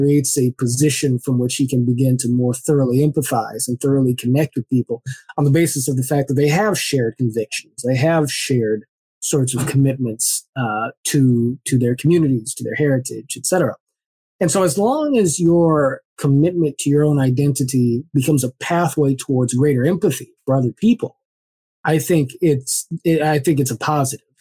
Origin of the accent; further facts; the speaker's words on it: Culver City, California, United States; also born or lived in Los Angeles; I grew up in Culver City, California